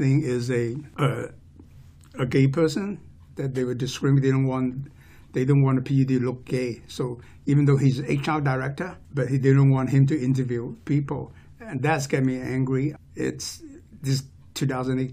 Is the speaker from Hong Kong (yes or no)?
yes; Hong Kong; also born or lived in Oregon, United States / Bay Area, California, United States; now in Snohomish County, United States; I was born and raised in Hong Kong. My family immigrated here in 1972.